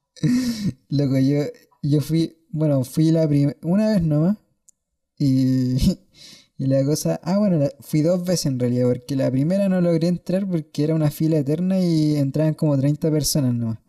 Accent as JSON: {"language": "Spanish", "town": "Santiago", "region": "Santiago Metropolitan Region", "country": "Chile", "said": "Soy de Peñalolén"}